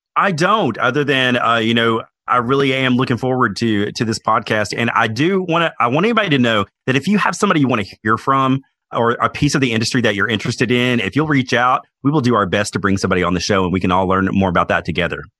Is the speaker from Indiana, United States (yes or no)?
no; Knoxville, Tennessee, United States; I was born in Knoxville, Tennessee